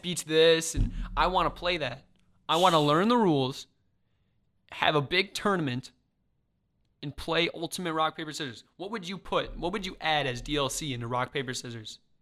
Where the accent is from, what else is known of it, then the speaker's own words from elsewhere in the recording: Mokena, Illinois, United States; I'm from Chicago